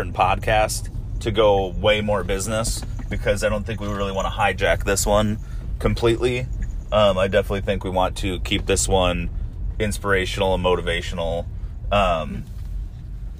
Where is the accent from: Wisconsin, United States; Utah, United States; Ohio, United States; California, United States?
Wisconsin, United States; moved away; I'm from Wisconsin. We have the lumberjack games, not a whole lot of rodeo going on up there